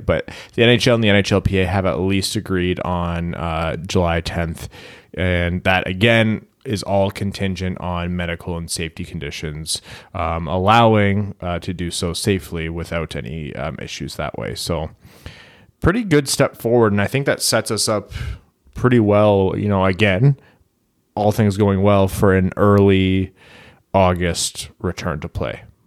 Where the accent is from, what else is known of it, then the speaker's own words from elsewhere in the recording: Canada; we're Canadian